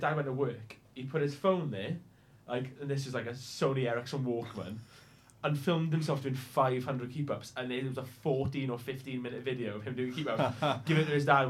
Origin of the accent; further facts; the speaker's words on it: Pontypridd, Wales, United Kingdom; Like, I'm from Ponty in South Wales.